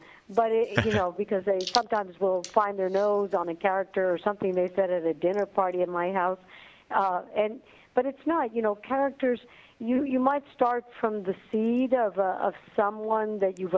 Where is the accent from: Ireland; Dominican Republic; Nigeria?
Dominican Republic; English is a second language; now in United States; growing up in the Dominican Republic